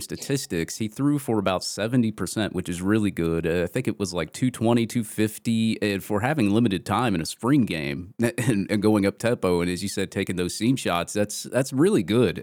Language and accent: English; Atlanta, Georgia, United States; my hometown